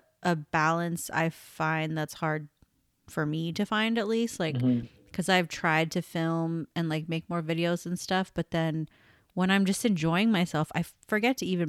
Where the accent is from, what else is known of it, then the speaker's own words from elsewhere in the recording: Las Vegas, Nevada, United States; I grew up in Vegas and there are like no animals here.